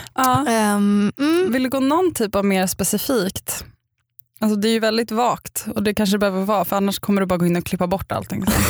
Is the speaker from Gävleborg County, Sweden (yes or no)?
no; Upplands Väsby, Stockholm County, Sweden; jag kommer från Upplands Väsby och varit kaninhoppare och spelat saxofon